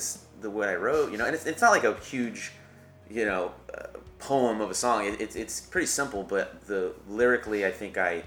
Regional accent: Lompoc, California, United States; moved away; A lovely little town called Lompoc

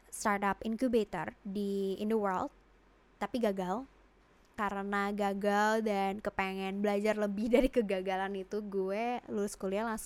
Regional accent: Jakarta, Indonesia; Uh, gue dilahirkan dan dibesarkan di Jakarta.

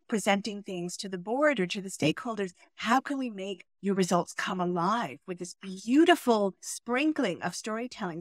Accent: United States; moved away as an adult; also born or lived in Brooklyn, New York / Chicago suburb, Illinois; now in Berlin, Germany; I was born in Brooklyn, and that is one of my favorite places in the world, where there are, I think, over one hundred recognized cultures and languages. And then my father got a new job, so then I moved to a suburb of Chicago

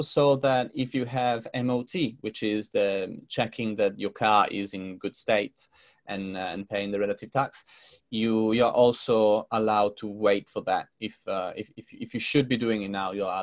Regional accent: Italy; moved away as an adult; now in London, United Kingdom; from Italy because my parents are there and my friends are there

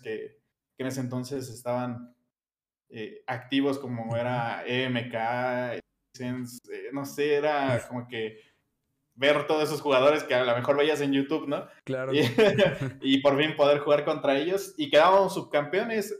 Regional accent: Mexico City, Mexico; soy de Iztapalapa, mm, aquí de la Ciudad de México

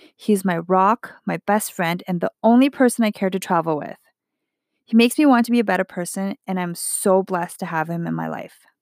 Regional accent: Edmonton, Alberta, Canada; I am Chinese Canadian, born in Edmonton, Alberta

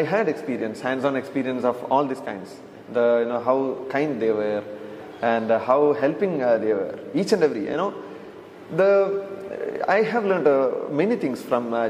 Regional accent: India; we come from India

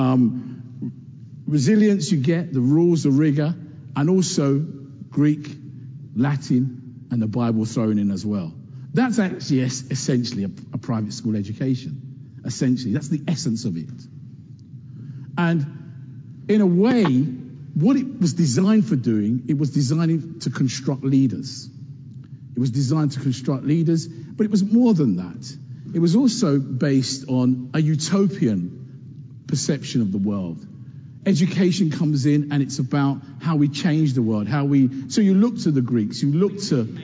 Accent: United Kingdom; Here was I in the so-called mother country with all the best teachers, allegedly in the 1970s.

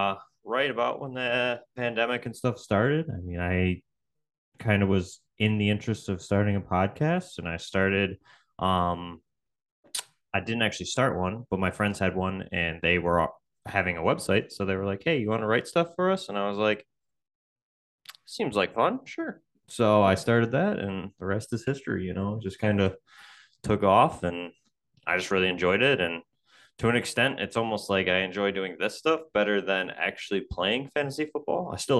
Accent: Buffalo, New York, United States; I grew up in Buffalo, so for us, that's kind of, you know, second nature to be a football fan here

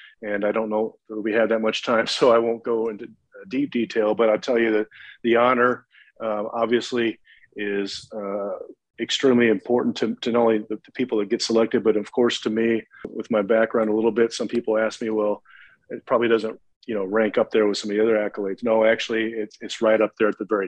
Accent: central Illinois, United States; also born or lived in Pontiac, Illinois; born and raised in the Midwest. I grew up in central Illinois

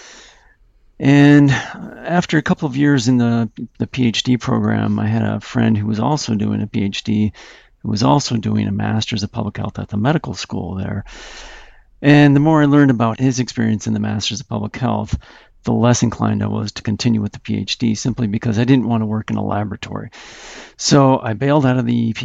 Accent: Utah, United States; moved away as an adult; also born or lived in Colorado / Tucson, Arizona; I was from Utah

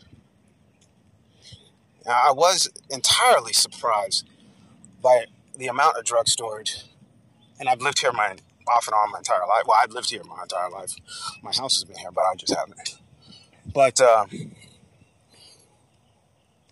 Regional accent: Dallas, Texas, United States; I'm from Dallas, and we've always played second fiddle to Houston

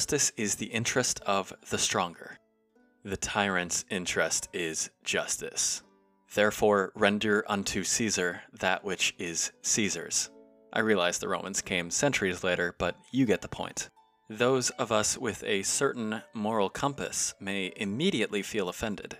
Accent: United States; As an American

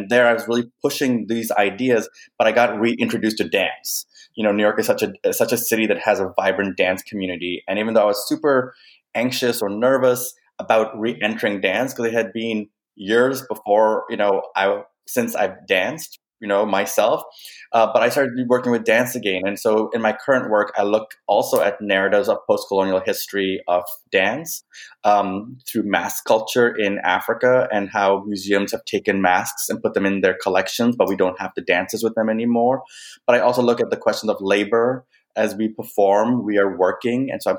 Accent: Canada; also born or lived in Kenya; my cultural identity in that work, looking at my Kenyan upbringing, my being raised in Canada, but being of Indian descent, fifth generation born in Kenya, but of Indian descent.

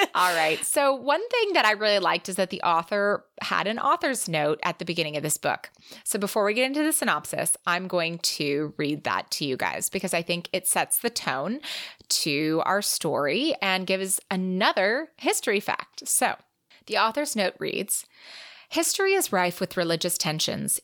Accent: California, United States; moved away as an adult; also born or lived in Israel; growing up in California

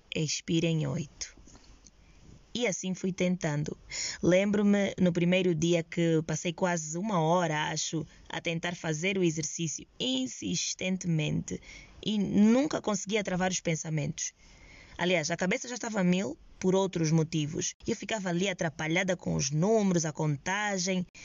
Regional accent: Angola; eu sou angolana, jovem, sem práticas religiosas e medito

